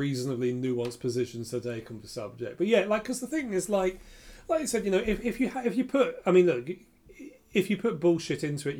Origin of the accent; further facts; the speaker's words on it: England, United Kingdom; we are English